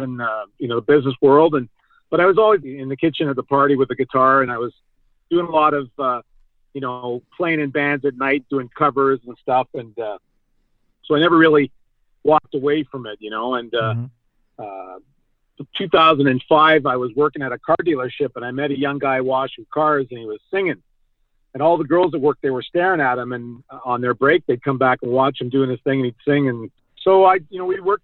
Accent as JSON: {"language": "English", "town": "Toronto", "region": "Ontario", "country": "Canada", "tie": "born or raised there", "said": "I grew up in Don Mills"}